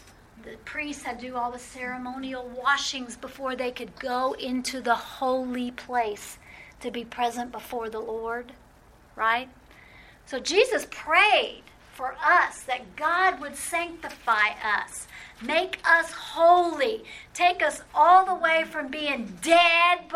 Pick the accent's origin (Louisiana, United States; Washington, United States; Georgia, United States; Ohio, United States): Louisiana, United States; New Orleans; Growing up in New Orleans